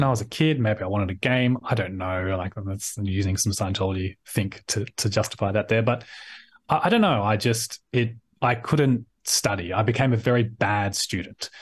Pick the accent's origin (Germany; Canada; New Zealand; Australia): Australia; Sydney, New South Wales; I'm from, born and bred in Sydney.